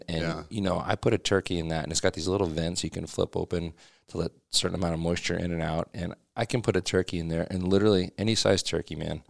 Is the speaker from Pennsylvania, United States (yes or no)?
yes; Pennsylvania, United States; Yeah, I grew up in Pennsylvania.